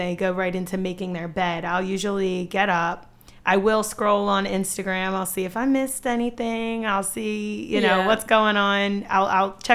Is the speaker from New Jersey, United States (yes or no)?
yes; New Jersey, United States; moved away as an adult; also born or lived in West Chester, Pennsylvania; now in Bridgeport, United States; I am originally from South Jersey, but I went to college in Westchester, Pennsylvania, and then I moved to PA